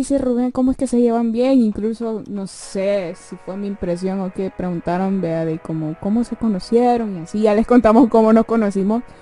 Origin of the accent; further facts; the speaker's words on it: San Salvador, El Salvador; Nosotros somos de la capital, eso nunca se lo habíamos, yo nunca lo había dicho, yo soy de la capital y él también.